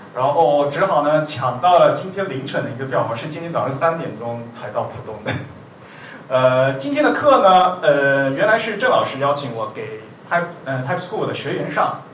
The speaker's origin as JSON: {"language": "Chinese", "country": "China", "said": "我们是中国人嘛，没有这个母语的习惯"}